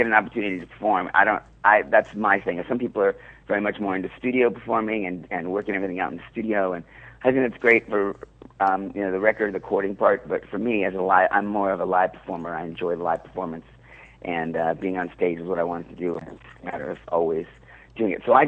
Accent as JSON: {"language": "English", "town": "Seattle", "region": "Washington", "country": "United States", "tie": "born or raised there", "moved": "yes", "lives_now": "New York, United States", "said": "I grew up in Seattle"}